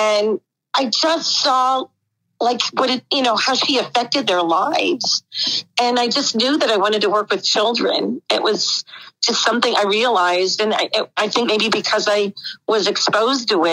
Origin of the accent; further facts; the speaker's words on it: Whitehall, Pennsylvania, United States; moved away; I grew up, it's about an hour from Philadelphia, the Allentown area, actually Whitehall